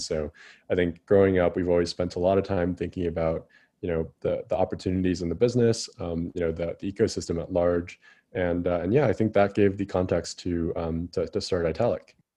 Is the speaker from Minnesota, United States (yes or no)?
no; Chicago, Illinois, United States; moved away as an adult; also born or lived in San Francisco; I grew up in Chicago